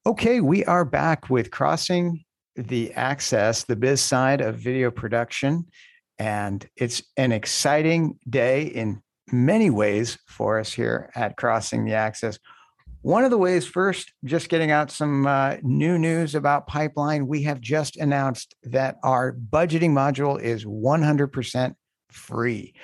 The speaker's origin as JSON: {"language": "English", "region": "Indiana", "country": "United States", "tie": "born or raised there", "said": "I grew up in Indiana."}